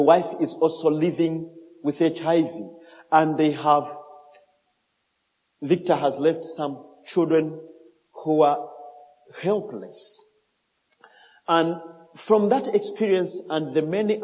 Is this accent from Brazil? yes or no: no; DR Congo; English is a second language; now in Malawi; I grew up in Congo where we just speak French